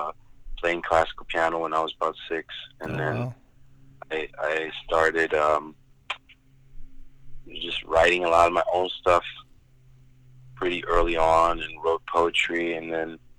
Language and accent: English; Germany; moved away as an adult; now in United States; I lived there for 19 years.